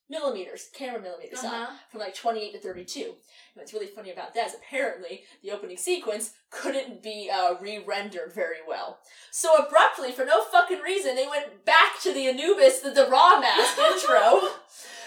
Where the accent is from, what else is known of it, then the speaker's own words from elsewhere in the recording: Canada; I am Canadian